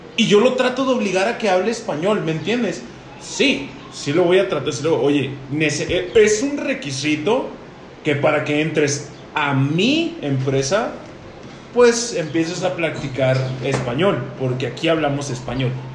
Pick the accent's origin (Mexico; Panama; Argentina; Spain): Mexico; Chihuahua; somos mexicanos, güey. Pero sabemos perfectamente que aquí en Chihuahua, Chihuahua, tenemos una cultura